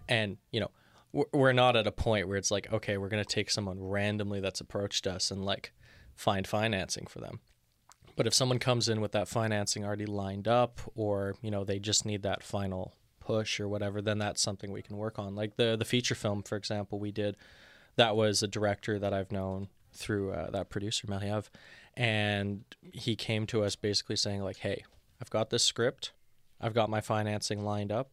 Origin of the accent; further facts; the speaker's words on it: Montreal, Quebec, Canada; now in Toronto, Canada; I'm from Montreal originally